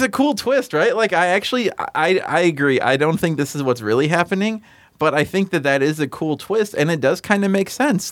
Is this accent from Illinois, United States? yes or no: yes; Illinois, United States; also born or lived in Chicago suburbs, Illinois; I moved across the state from the Quad Cities to the Chicago suburbs